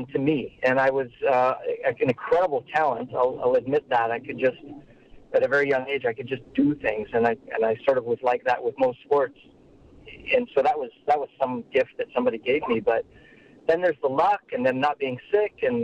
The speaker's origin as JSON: {"language": "English", "town": "Caroline", "region": "Alberta", "country": "Canada", "tie": "born or raised there", "also_born_or_lived": "Rocky Mountain House, Alberta", "said": "I grew up about 5 miles west of Caroline."}